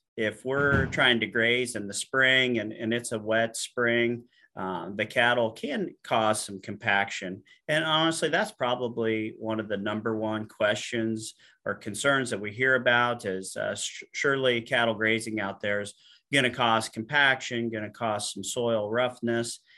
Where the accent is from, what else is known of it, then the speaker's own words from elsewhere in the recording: Alexis, Illinois, United States; I grew up in Western Illinois, uh, a little town called Alexis